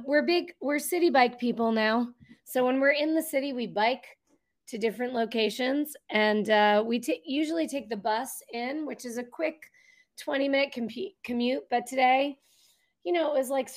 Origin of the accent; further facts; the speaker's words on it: Rhode Island, United States; now in New Jersey, United States; I am not from the Jersey. Although I live here now, I'm not a Jersey. I'm a Rhode Island girl.